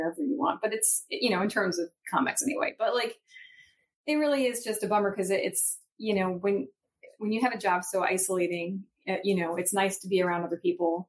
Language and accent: English; Huntington, New York, United States; moved away as an adult; also born or lived in Brooklyn, New York / Nyack, New York / Rochester, New York / Baltimore, Maryland; now in Portland, United States; when I was six, we moved to Nyack and then Long Island. So I was mostly in Long Island